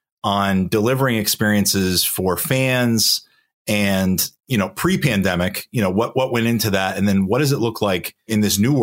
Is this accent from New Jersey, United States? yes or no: no; western Massachusetts, United States; Now, I'm from Massachusetts. I don't park the car because I grew up on the other side of the state. We're taught to pronounce our R's.